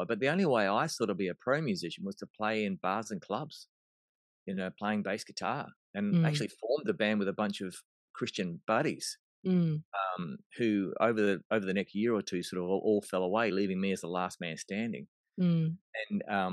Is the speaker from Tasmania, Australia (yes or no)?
no; Melbourne, Victoria, Australia; moved away; I was born in Melbourne, Australia.